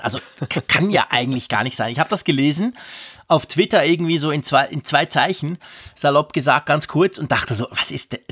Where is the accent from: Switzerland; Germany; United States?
Switzerland; wir haben ja extrem viele Deutsche bei uns